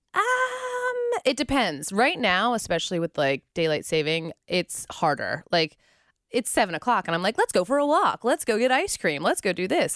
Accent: Pittsburgh, Pennsylvania, United States; moved away as an adult; also born or lived in West Virginia / Nashville / Orlando; now in Cincinnati, United States; I am from Pittsburgh

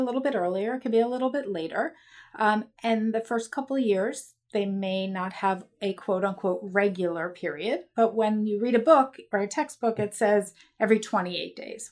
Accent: Baltimore, Maryland, United States; I grew up in Baltimore, Maryland

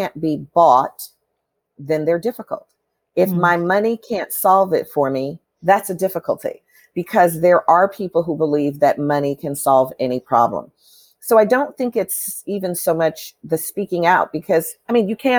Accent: Chicago, Illinois, United States; when I grew up in Chicago, my family always took in immigrant families

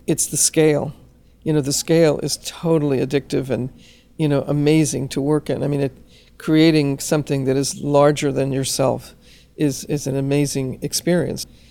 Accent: Los Angeles, California, United States; as a Chicana growing up in Los Angeles

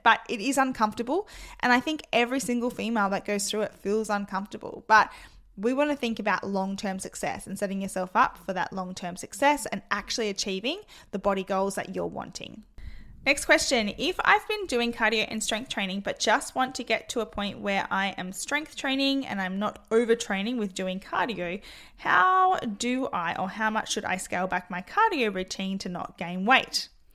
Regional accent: Adelaide, South Australia, Australia; I am from Adelaide, South Australia

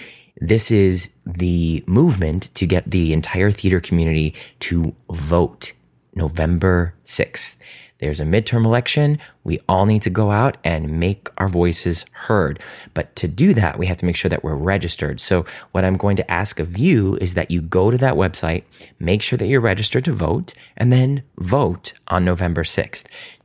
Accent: Cleveland, Ohio, United States; my hometown. The Cleveland Playhouse

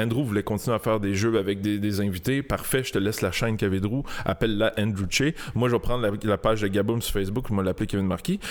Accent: Montreal, Quebec, Canada; J'ai grandi à Saint-Léonard toute ma ah, vie.

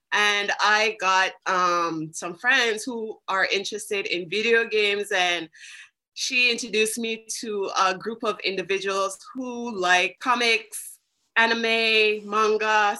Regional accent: British Virgin Islands; I am from the British Virgin Islands.

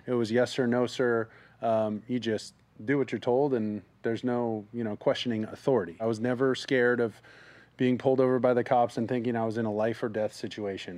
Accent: South Orange County, California, United States; I grew up in South Orange County, predominantly white.

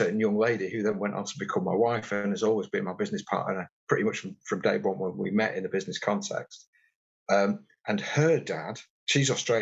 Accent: Warrington, North West England, United Kingdom; I grew up in Warrington in the northwest between Liverpool and Manchester

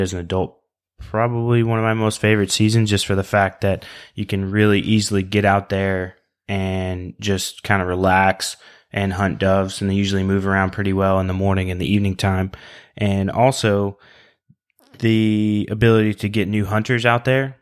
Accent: southern Oklahoma, United States; Growing up in Oklahoma, we have, uh, there's not a whole lot of pheasants in southern Oklahoma

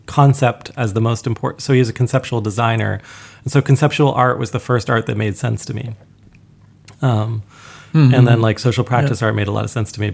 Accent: Canada; we did go to the National Gallery quite often as a child growing up in Canada. That's our like big gallery in our capital in Ottawa

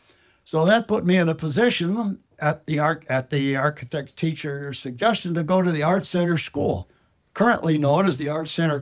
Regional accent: Los Angeles, California, United States; moved away as an adult; also born or lived in Detroit, Michigan; I was born in Los Angeles 92 years ago, lived in the Los Feliz area, which was only a couple of blocks from Walt Disney in those days

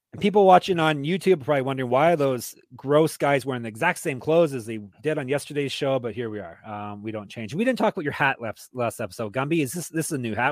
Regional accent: Canada; I'm Canadian

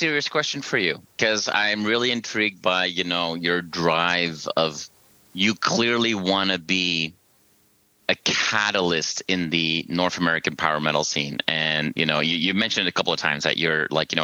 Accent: Belgium; now in Toronto, Canada; I live in Toronto in Canada, but I'm from Belgium

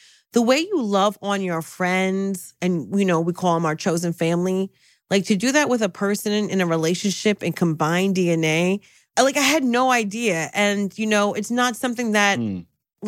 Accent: Trenton, New Jersey, United States; dude, I'm from Jersey. I'm from Trenton.

